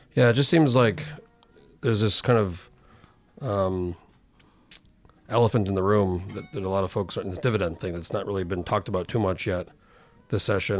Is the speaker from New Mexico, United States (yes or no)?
yes; New Mexico, United States; I grew up in New Mexico, which is pretty bi, pretty big state